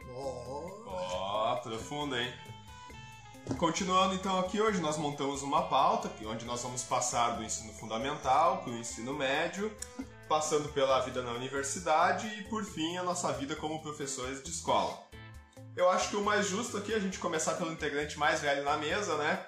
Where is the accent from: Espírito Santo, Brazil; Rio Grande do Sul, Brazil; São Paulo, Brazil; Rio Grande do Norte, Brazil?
Rio Grande do Sul, Brazil; Canoas; passei minha vida toda em Canoas